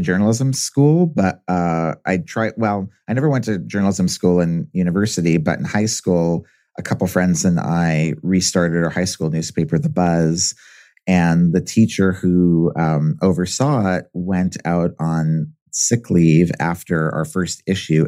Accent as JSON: {"language": "English", "region": "Southern California", "country": "United States", "tie": "born or raised there", "said": "I grew up in Southern California"}